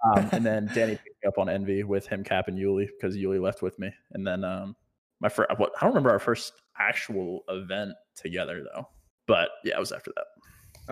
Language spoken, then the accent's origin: English; Virginia, United States; moved away as an adult; also born or lived in California; now in Texas, United States; So I moved back home to Virginia and then I moved from Virginia here.